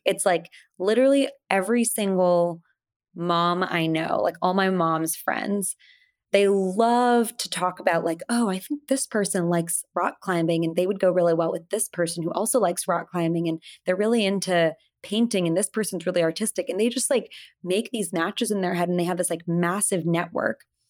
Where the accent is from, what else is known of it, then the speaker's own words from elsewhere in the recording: Portland, Oregon, United States; I was born here in Portland, Oregon, but both my parents were born in India